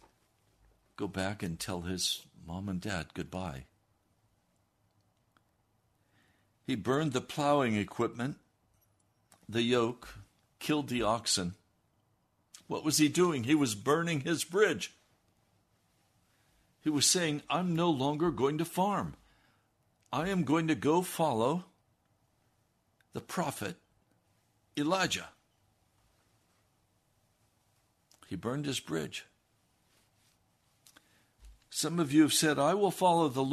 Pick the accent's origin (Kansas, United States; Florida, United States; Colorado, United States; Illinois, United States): Colorado, United States; Denver; now in Washington, D.C., United States; I was born in Denver